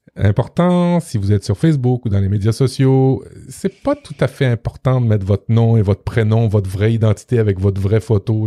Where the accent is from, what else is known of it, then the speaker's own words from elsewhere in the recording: Quebec, Canada; chez nous au Québec